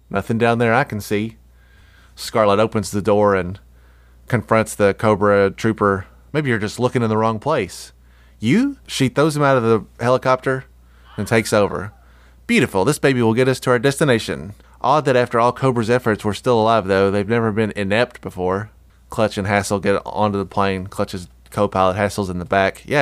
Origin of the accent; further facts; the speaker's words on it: New Jersey, United States; I did this all the time when I was growing up in Jersey.